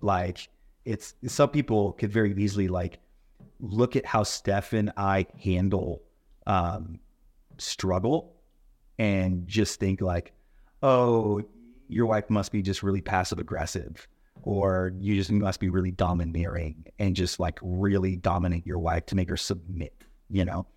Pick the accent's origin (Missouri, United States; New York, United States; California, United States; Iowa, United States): California, United States; La Mirada; moved away as an adult; now in Washington, United States; I grew up living in California